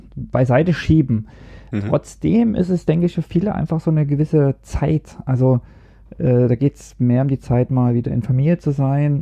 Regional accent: East Germany, Germany; moved away as an adult; now in Norway; Ich komme dann aus dem Osten

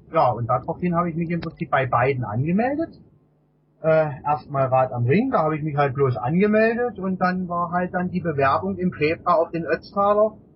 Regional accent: Kraichgau, Baden-Württemberg, Germany; Ich komme aus der Region ähm, Kraichgau, also zwischen Karlsruhe, Sch äh, Pforzheim

